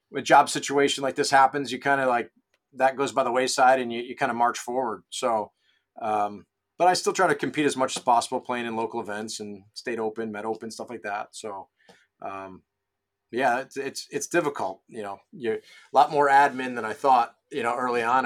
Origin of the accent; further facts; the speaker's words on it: Rochester, New York, United States; moved away as an adult; also born or lived in Ridgewood, New Jersey / Vermont; I grew up in Rochester, New York, so golf season's all of three months up there